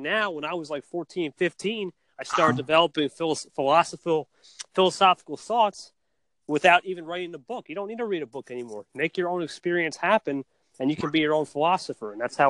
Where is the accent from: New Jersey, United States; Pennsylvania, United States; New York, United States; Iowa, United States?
New Jersey, United States; NJ, New Jersey.